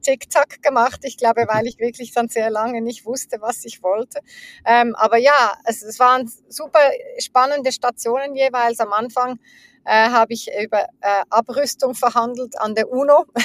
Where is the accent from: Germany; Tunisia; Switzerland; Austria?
Switzerland; Zurich; ich bin in der Schweiz, in, in Zürich aufgewachsen, ähm, in der Nähe, äh, teils in der Nähe von Zürich